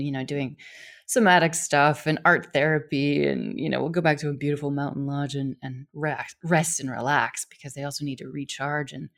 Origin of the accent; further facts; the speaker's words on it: Wyoming, United States; I was born and raised in Wyoming, which is a phenomenal place, a very wild place in the US